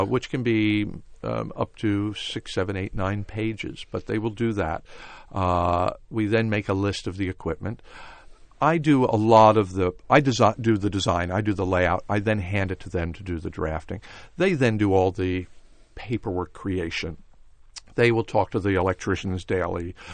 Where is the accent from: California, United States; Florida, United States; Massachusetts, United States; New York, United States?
New York, United States; Rye; I grew up just outside of New York in a town called Rye, New York